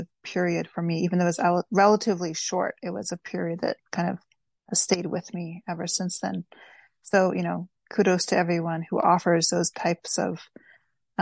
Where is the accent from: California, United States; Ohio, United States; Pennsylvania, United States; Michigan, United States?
California, United States; East Bay; moved away as an adult; also born or lived in Philadelphia; now in New York, United States; I grew up in the East Bay area, and my mom lives there still.